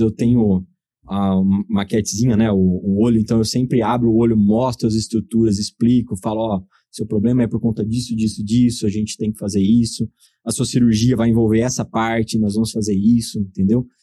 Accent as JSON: {"language": "Portuguese", "town": "Torrinha", "region": "São Paulo", "country": "Brazil", "said": "sou é? de Torrinha, uma cidade de Torrinha. 9 mil habitantes do lado de Brotas, então assim, eu sou o cara totalmente caipira do interior ali"}